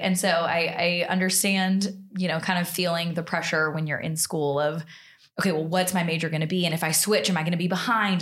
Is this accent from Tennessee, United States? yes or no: no; Montgomery, Alabama, United States; moved away; I'm from Alabama originally. I'm from Montgomery